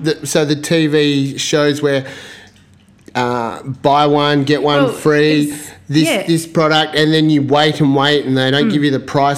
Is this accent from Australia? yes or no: yes; Western Australia, Australia; as an Australian